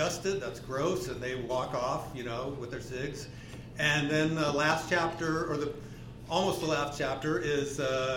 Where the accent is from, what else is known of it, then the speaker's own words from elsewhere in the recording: Omaha, Nebraska, United States; I grew up on Fontenelle Boulevard. I grew up like a couple blocks from Holy Name Church